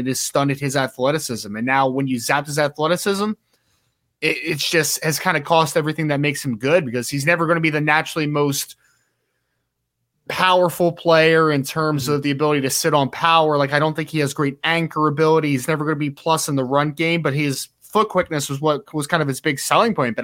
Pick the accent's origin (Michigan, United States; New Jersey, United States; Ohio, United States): New Jersey, United States; we're both from New Jersey